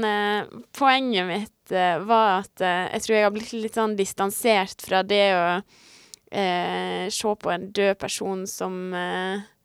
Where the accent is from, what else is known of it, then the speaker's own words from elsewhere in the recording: Sunnmøre, Møre og Romsdal, Norway; på Sunnmøre, altså i Møre og Romsdal, som er litt lenger nord der vi kommer fra